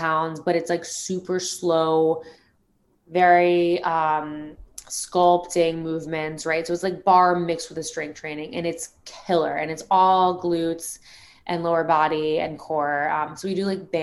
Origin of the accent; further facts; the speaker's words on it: South Florida, United States; I'm obviously from South Florida, surrounded by golf my whole life